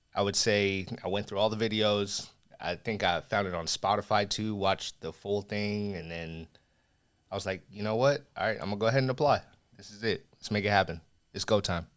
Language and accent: English; Las Vegas, Nevada, United States; I grew up in Vegas